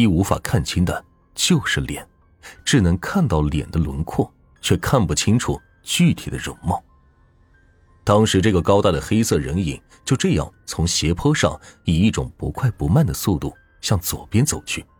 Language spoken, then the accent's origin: Chinese; Zigui, Hubei, China; 而我的家乡就在秭归县最偏远的梅家河乡。至于有多偏远，只能举个例子：从秭归县坐班车到梅家河乡需要四个小时的车程，而我的老家就在梅家河乡的一个小山村里，四面环山，高山林密。